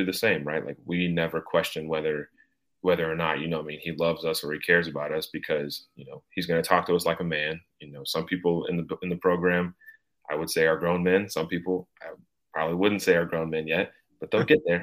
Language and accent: English; Knoxville, Tennessee, United States; So I grew up in Knoxville. I'm from Knoxville. I still live in Knoxville and I go to school here.